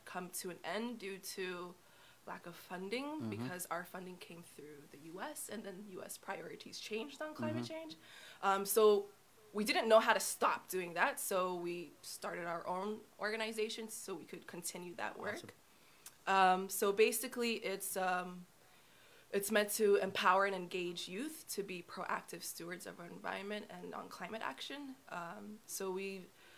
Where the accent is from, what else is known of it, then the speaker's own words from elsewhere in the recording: Hawaii, United States; I spent a good part of my childhood growing up in Hawaii